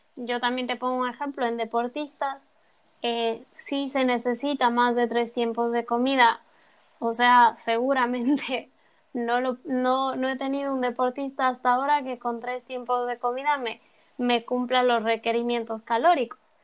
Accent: Ecuador; now in Spain; la merienda que conocemos en Ecuador

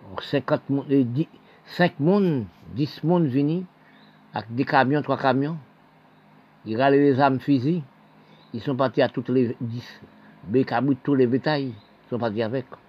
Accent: Haiti; Nous sommes d'Haïti.

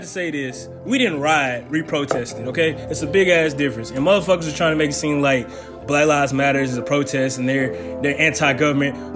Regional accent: Mississippi, United States

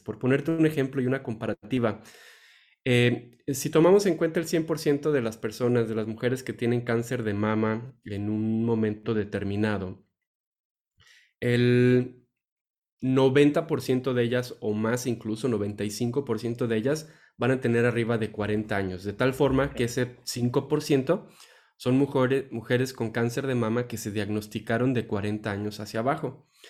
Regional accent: Mexico; nosotros como tal, como mexicanos, como raza

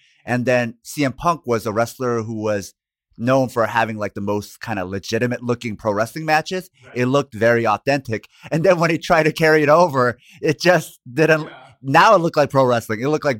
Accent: Portland, Oregon, United States; I grew up partially in Portland.

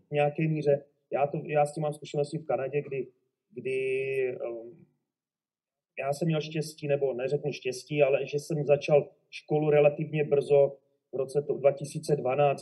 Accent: Moravia, Olomouc Region, Czechia; moved away as an adult; also born or lived in Zábřeh / Spain; now in Vancouver, Canada; pocházím z Moravy, kousek od Závodu na Moravě, kde jsem začal eh, v malé vesnici jménem Bibicku eh, s fotbalem v 9 jsem přestoupil do Zábřehu na Moravě, ve 14 mě asi dva Olomouc, kde jsem vydržel do 21

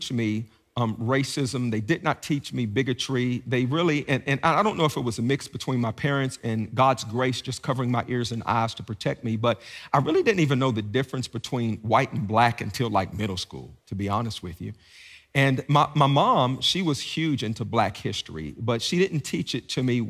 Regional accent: Beckley, West Virginia, United States; moved away as an adult; also born or lived in Washington, D.C.; now in Gainesville, United States; I grew up in Southern West Virginia

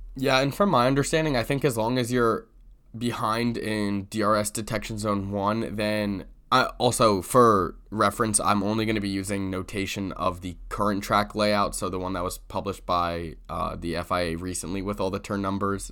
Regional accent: United States

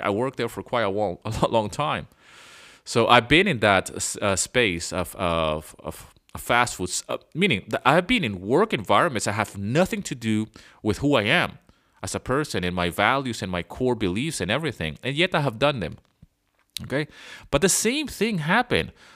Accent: Venezuela; moved away as an adult; also born or lived in London, United Kingdom; I was born in London, but I grew up in Venezuela.

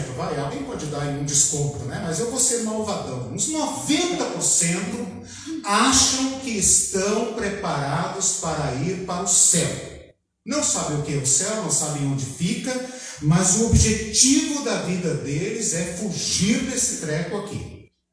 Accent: São Paulo, Brazil; now in Curitiba, Brazil; Eu moro aqui há 20 anos, 21 anos, né? sou de São Paulo

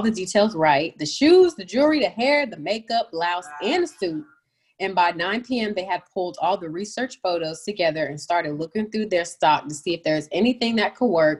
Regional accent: the South, United States; I'm from the South

